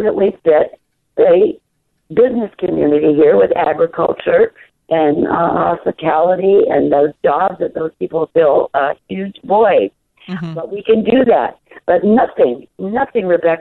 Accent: Southwest, United States; those of us that were born and raised in the Southwest

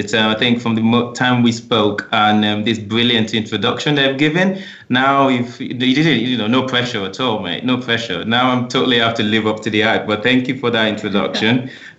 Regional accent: Nigeria; moved away as an adult; now in United Kingdom; I came down from Nigeria in the pursuit of education.

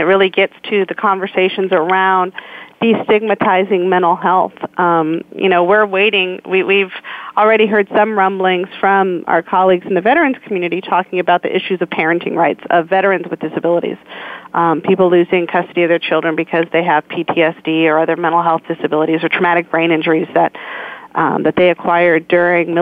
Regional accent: San Francisco, California, United States; growing up in San Francisco during the AIDS outbreak in the 80s

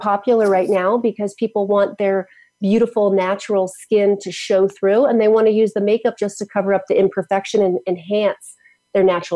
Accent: United States; I grew up in Washington

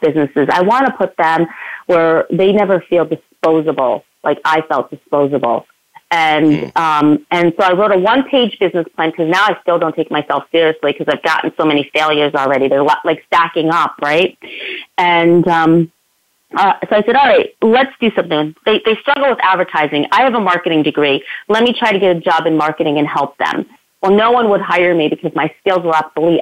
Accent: Schenectady and Albany, New York, United States; Schenectady and Albany, New York, in my hometown.

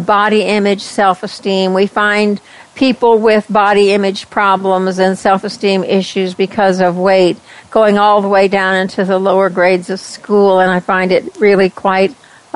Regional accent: West Texas, United States; accent: twang; moved away; I came from West Texas, and when I heard myself, I thought, oh my gosh, I've got the twang

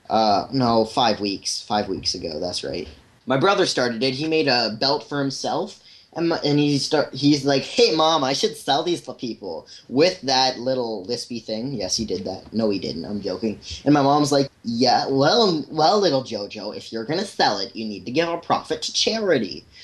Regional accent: Canada; It's kind of ironic because I'm Canadian.

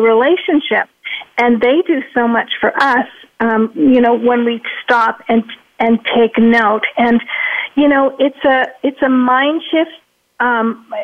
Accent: Toronto, Ontario, Canada; now in Arizona, United States; I'm from Toronto, but I now live in Arizona

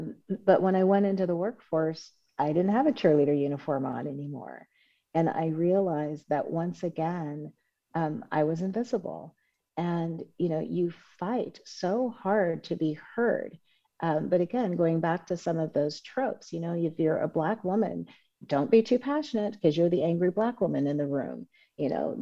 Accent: Oakland, California, United States; I grew up in Oakland, California

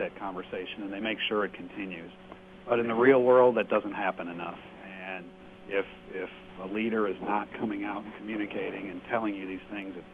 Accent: Detroit, Michigan, United States; I'm actually from Detroit

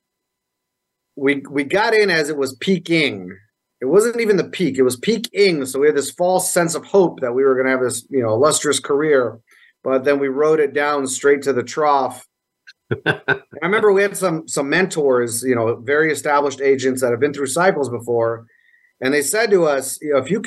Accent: Las Vegas, Nevada, United States; I was born here in Las Vegas

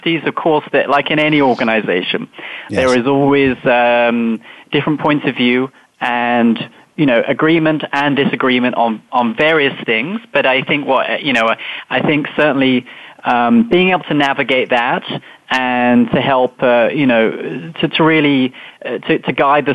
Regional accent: United Kingdom; moved away; as you might tell from my accent, I grew up in England, just outside London

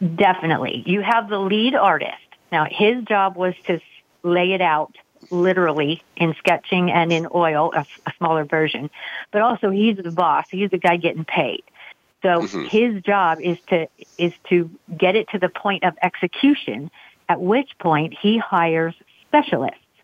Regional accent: Pennsylvania, United States; now in Gettysburg, United States; my hometown regiment

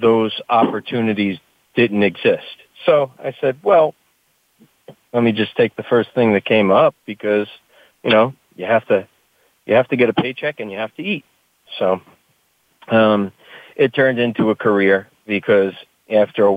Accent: Hoboken, New Jersey, United States; I grew up in a town called Hoboken in northern New Jersey.

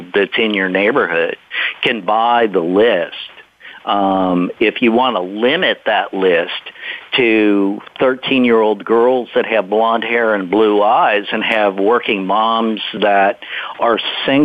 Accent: the Bible Belt, United States; I grew up in the Bible Belt

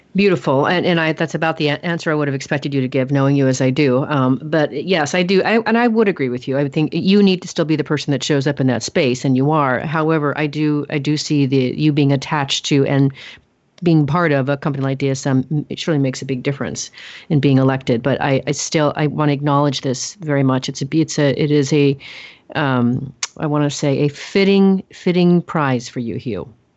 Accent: Oregon, United States; now in Texas, United States; I'm from Oregon. We are tree huggers there. I live in Texas now

